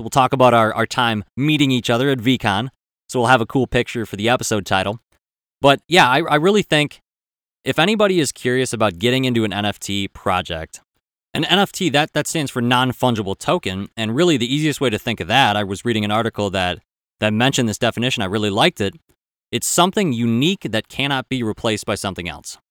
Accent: Minnesota, United States

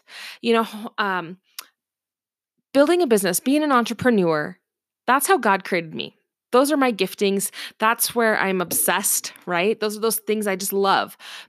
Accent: Seattle, Washington, United States; my educational history is I grew up in the Seattle, Washington area.

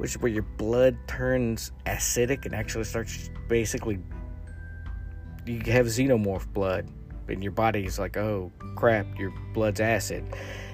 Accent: the South, United States; growing up in the South

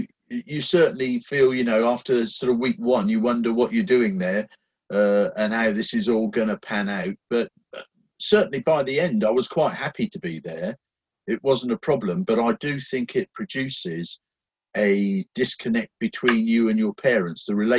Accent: England, United Kingdom; also born or lived in Germany; Actually, I was an army baby, so I was born in Germany. My dad was in the British forces in Germany, and I spent probably the first 10 years of my life shuffling backwards and forwards between England and Germany as his postings changed.

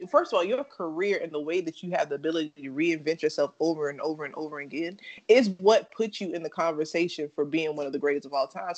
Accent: North Carolina, United States; I'm from North Carolina

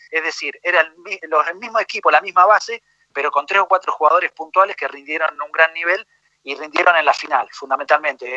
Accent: Argentina; moved away as an adult; also born or lived in Chile / Colombia / Mexico; nací en Argentina, me siento muy argentino

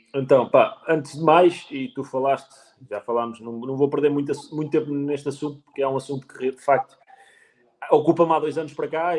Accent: Penacova, Centro, Portugal; eu sou de Penacova, que é literalmente ao lado

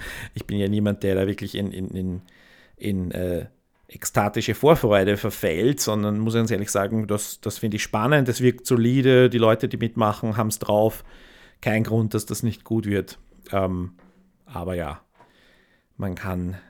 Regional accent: near Königstetten and Zeiselmauer, Lower Austria, Austria; eine Gemeinde ganz in der Nähe vom, von wo ich aufgewachsen bin, Königstetten und, und Zeiselmauer

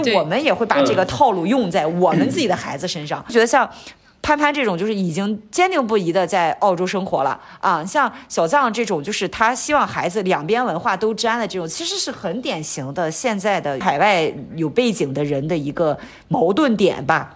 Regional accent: Qingdao, Shandong, China; moved away as an adult; now in Hong Kong, China; 我上一次回青岛吧，我爸就买了一套

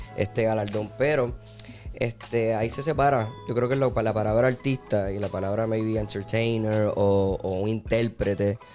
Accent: Puerto Rico; Soy boricua

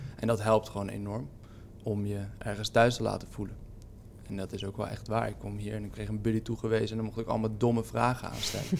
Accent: Haarlem, North Holland, Netherlands; Ik ben in Haarlem geboren en ik ben er eigenlijk nooit weggegaan.

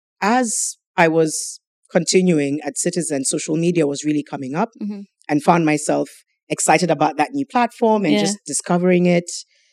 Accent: Mombasa, Mombasa County, Kenya; I grew up in Mombasa.

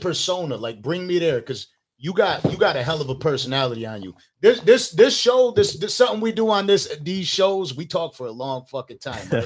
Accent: Buffalo, New York, United States; I'm from Western New York and Buffalo

